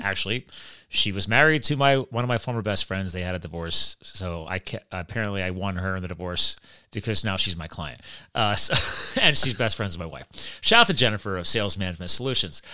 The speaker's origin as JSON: {"language": "English", "region": "New Jersey", "country": "United States", "tie": "born or raised there", "moved": "yes", "lives_now": "Pennsylvania, United States", "said": "I was born in Jersey"}